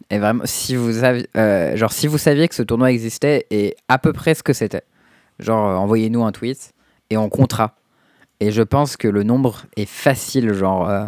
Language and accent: French; Tours, Centre-Val de Loire, France; je suis né à Tours.